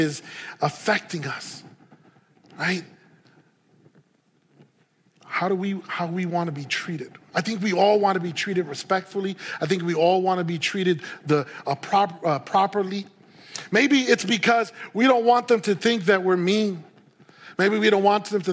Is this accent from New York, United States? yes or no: yes; New York City, New York, United States; moved away as an adult; also born or lived in Puerto Rico; now in Santa Clarita, United States; I was born and raised in New York City